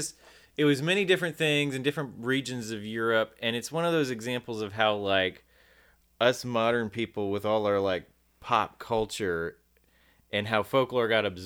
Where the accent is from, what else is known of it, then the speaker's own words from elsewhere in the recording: United States; also born or lived in Birmingham, Alabama; I'm so American.